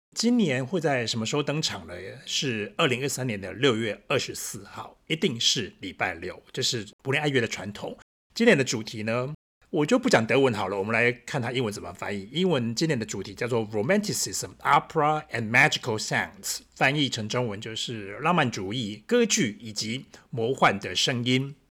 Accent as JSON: {"language": "Chinese", "country": "Taiwan", "moved": "yes", "lives_now": "Berlin, Germany", "said": "我们是台湾人的，我们这么爱吃"}